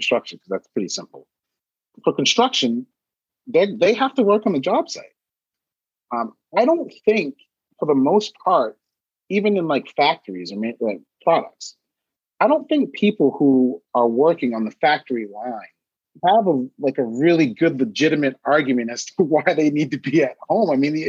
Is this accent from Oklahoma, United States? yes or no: no; Maine, United States; I'm originally from Maine. Maine is the whitest state in the country.